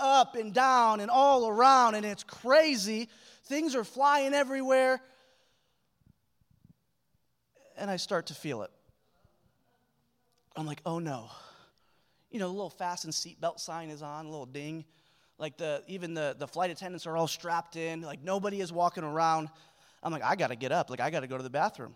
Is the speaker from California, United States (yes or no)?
no; Michigan, United States; moved away as an adult; also born or lived in Sacramento; now in Springfield, Missouri, United States; I'm flying home from Sacramento to Michigan, where I grew up